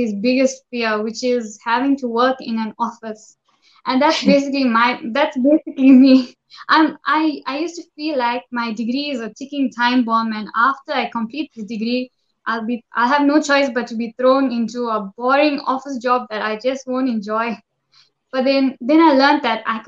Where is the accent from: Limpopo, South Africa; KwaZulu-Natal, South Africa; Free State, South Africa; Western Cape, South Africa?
KwaZulu-Natal, South Africa; Durban; I'm from South Africa.